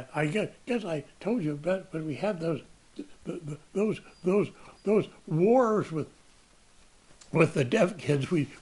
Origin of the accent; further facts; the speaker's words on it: Sebastopol, California, United States; also born or lived in Sonoma County / Berkeley; I grew up in Sebastopol, which is noted for gravid seed apples.